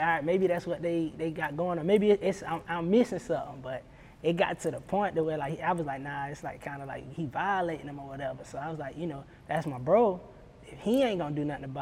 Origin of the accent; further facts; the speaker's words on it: South Carolina, United States; I'm right down the road. I'm from South Carolina